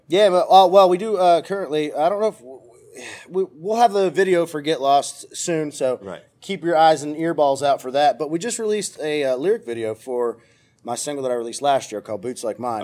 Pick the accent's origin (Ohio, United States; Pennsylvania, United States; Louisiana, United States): Pennsylvania, United States; Cresson; moved away as an adult; now in Nashville, United States; I'm originally from Pennsylvania, a little tiny town called Cresson